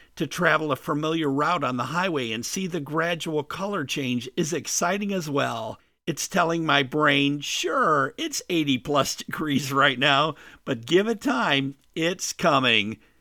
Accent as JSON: {"language": "English", "region": "Midwest", "country": "United States", "tie": "born or raised there", "also_born_or_lived": "Caribbean / South Florida", "moved": "as an adult", "said": "I grew up in the Midwest"}